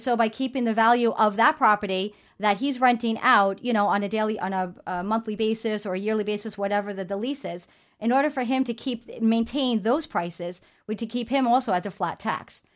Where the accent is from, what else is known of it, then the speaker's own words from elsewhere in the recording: New York City, New York, United States; being born and raised in New York City